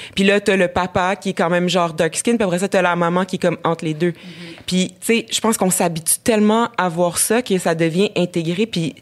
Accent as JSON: {"language": "French", "area": "Abitibi", "region": "Quebec", "country": "Canada", "tie": "born or raised there", "said": "j'ai grandi en Abitibi"}